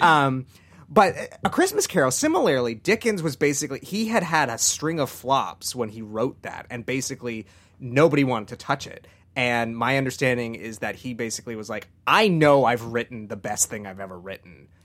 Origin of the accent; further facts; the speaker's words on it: Canada; growing up in Canada